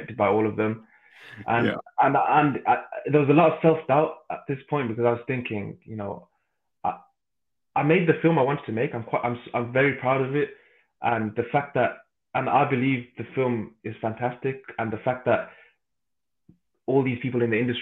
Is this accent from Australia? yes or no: no; Birmingham, West Midlands, United Kingdom; I'm from Birmingham